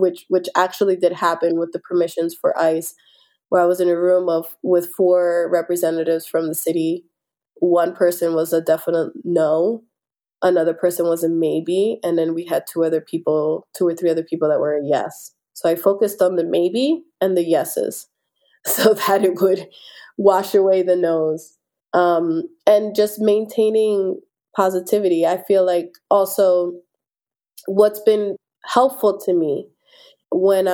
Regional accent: Philadelphia, Pennsylvania, United States; I'm born and raised in South Philadelphia. I still live on the same block that I was raised on, right by the 9th Street Market

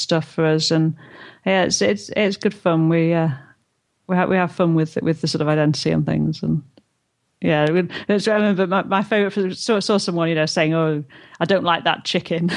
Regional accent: North East England, United Kingdom; accent: Geordie; I'm from the northeast and my accent's not as strong, but I'm what they call a Geordie

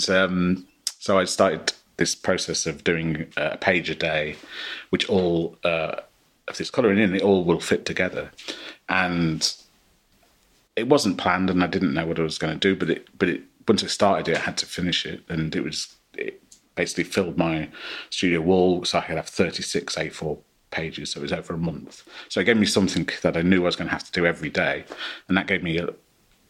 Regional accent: Midlands, United Kingdom; I grew up in the Midlands in the late 70s and early 80s.

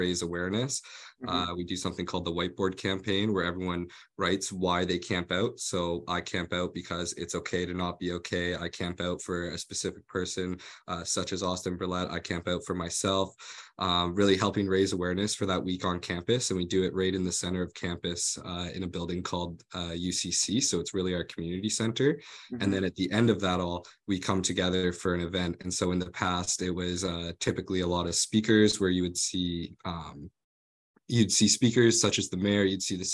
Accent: Calgary, Alberta, Canada; moved away as an adult; now in London, Canada; I was born and raised in Calgary, Alberta, in Canada

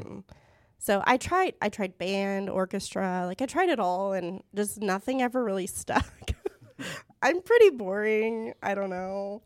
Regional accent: Tulsa, Oklahoma, United States; I was born and raised in Tulsa

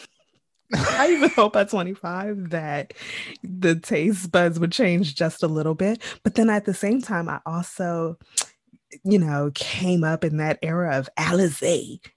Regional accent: Jamaica; I am Jamaican

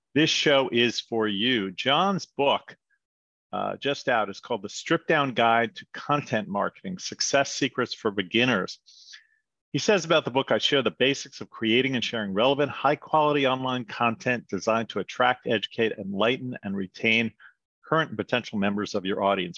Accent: New York, United States; also born or lived in Wichita, Kansas; moved back to New York, where I was from

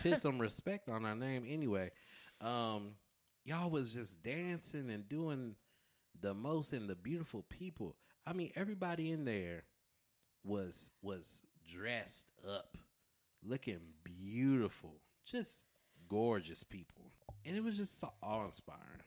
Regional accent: Southern California, United States; I'm from Cali.

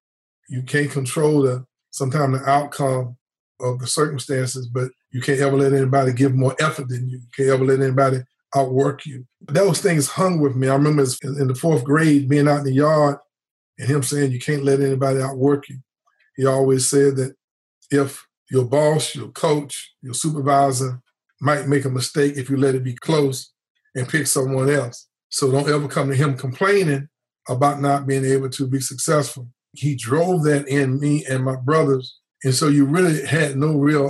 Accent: near Gaston Community College, North Carolina, United States; the local community college right outside my hometown

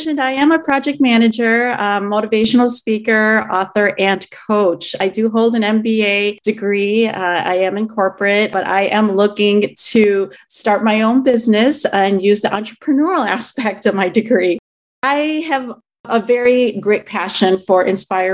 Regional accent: Chicago, Illinois, United States; I am Filipino. I was born and raised in the Chicago area

